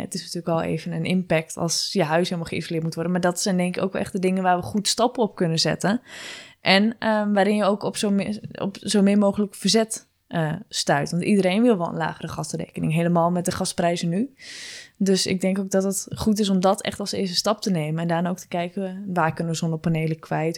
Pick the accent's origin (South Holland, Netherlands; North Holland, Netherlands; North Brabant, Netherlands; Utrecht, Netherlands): South Holland, Netherlands; Gouda; als ze nu horen dat ik uit Gouda kom